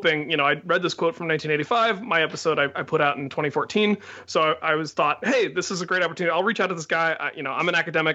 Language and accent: English; Loveland, Ohio, United States; growing up in Loveland